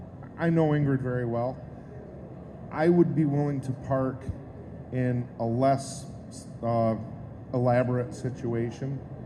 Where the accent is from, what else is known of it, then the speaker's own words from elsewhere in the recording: New York, United States; I'm from Northern New York.